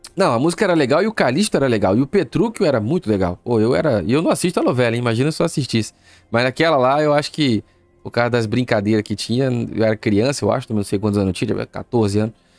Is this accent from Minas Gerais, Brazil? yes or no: no; Rio de Janeiro, Brazil; moved away; also born or lived in Nova Iguaçu, Brazil / Natal, Brazil; eu sou do Irajá, no Rio de Janeiro